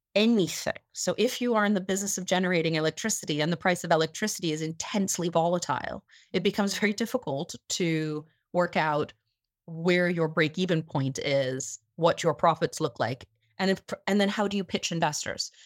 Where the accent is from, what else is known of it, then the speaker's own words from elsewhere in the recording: United States; I am an American citizen, I am an American voter